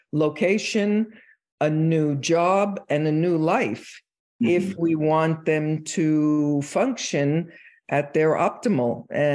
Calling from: Phoenix, Arizona, United States; I'm in sunny Phoenix, Arizona.

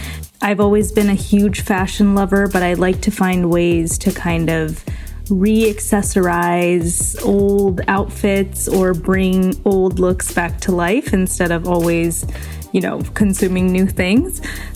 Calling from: California, United States; from the San Francisco Bay Area

